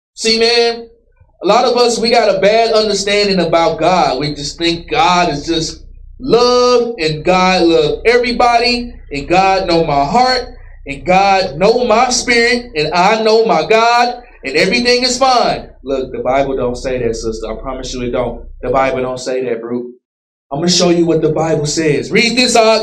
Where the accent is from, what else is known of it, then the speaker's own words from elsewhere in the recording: Dallas, Texas, United States; I grew up in Dallas.